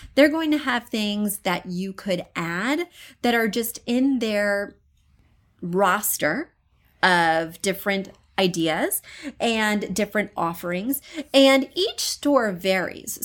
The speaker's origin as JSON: {"language": "English", "town": "Columbia", "region": "Missouri", "country": "United States", "moved": "yes", "said": "I come from Missouri, but not even from a rural area. I'm from an urban, well, Columbia, Missouri, pretty urban part of the state"}